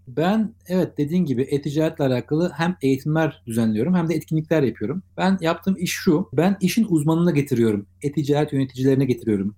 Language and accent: Turkish; Ankara, Turkey; now in Istanbul, Turkey; orada doğdum, orada büyüdüm